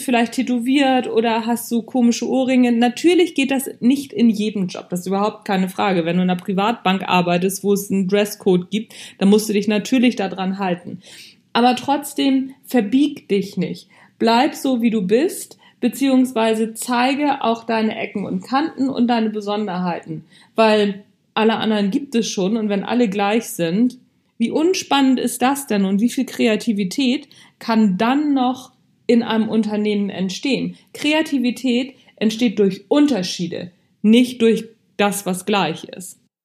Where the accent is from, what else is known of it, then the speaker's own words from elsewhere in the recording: Hamburg, Germany; Mir hört man das einfach an, aus welcher Gegend ich komme. Ich bin halt eine Hamburger Pflanze